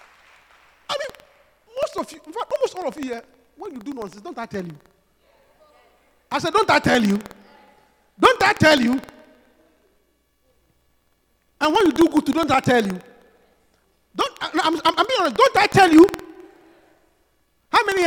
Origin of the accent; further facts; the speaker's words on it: Obuasi, Ashanti, Ghana; the Pentecost church in my hometown of Obuasi